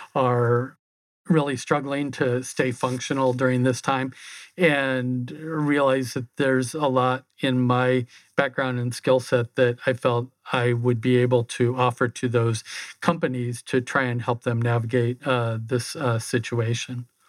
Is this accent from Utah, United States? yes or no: no; a small town just outside of Omaha, Nebraska, United States; moved away as an adult; also born or lived in Phoenix; I grew up in a small town just outside of Omaha